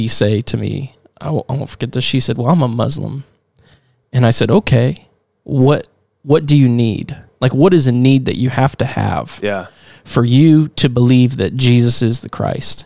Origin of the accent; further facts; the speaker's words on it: Greenfield, Indiana, United States; I grew up in Greenfield area.